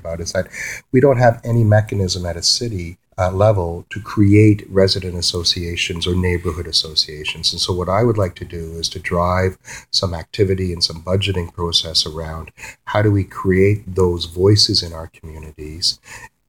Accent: Toronto, Ontario, Canada; moved away as an adult; now in Peterborough, Canada; the city where I grew up in Toronto

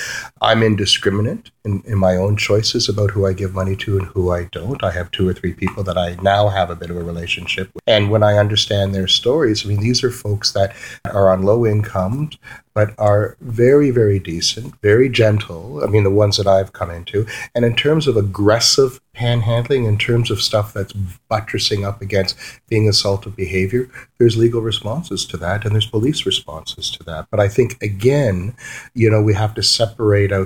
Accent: Toronto, Ontario, Canada; moved away as an adult; now in Peterborough, Canada; the city where I grew up in Toronto

